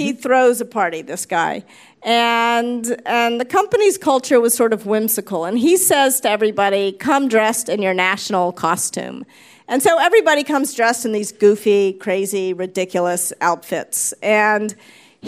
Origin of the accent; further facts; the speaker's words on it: the South, United States; moved away; also born or lived in New York / California; I was raised in the South. You know, I was raised to be a polite Southern girl